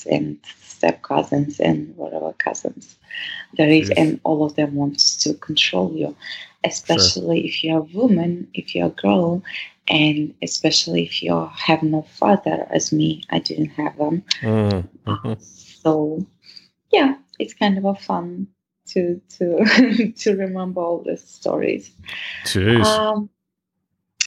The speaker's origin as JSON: {"language": "English", "region": "Dagestan", "country": "Russia", "tie": "born or raised there", "second_language": "English", "moved": "as an adult", "lives_now": "Europe", "said": "grow up there being a woman"}